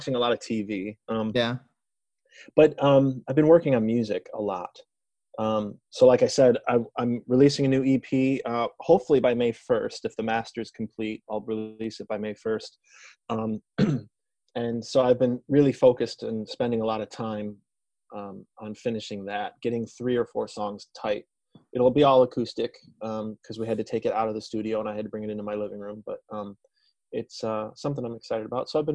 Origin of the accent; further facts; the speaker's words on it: Detroit, Michigan, United States; I'm from Detroit